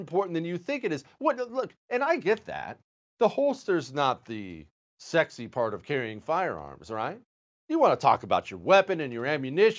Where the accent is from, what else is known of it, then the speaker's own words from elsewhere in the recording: Montana, United States; I grew up in Montana